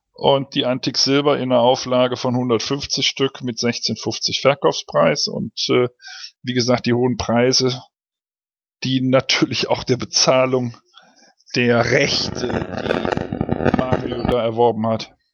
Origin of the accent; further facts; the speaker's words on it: Cologne, North Rhine-Westphalia, Germany; ich bin in Köln aufgewachsen